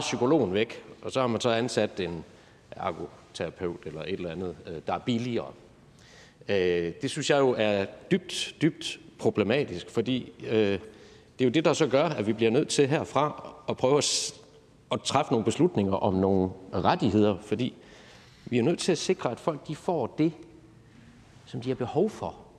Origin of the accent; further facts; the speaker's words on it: Viborg, Central Denmark Region, Denmark; der, hvor jeg kommer fra i, i Viborg